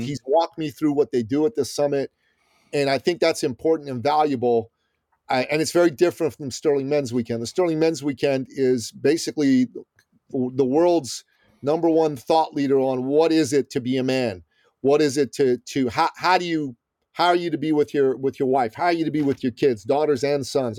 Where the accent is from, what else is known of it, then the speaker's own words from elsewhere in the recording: Iran; now in United States; I'm from Iran originally